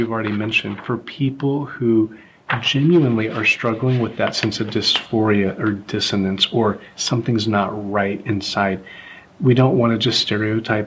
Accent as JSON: {"language": "English", "region": "the South", "country": "United States", "tie": "born or raised there", "said": "I grew up in the South and … was a boy's name, not a girl's name."}